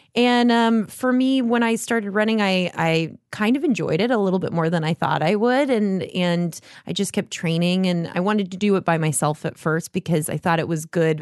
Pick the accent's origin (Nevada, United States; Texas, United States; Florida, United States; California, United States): Nevada, United States; Las Vegas; moved away as an adult; now in Los Angeles, United States; I was born there and I love left when I was eighteen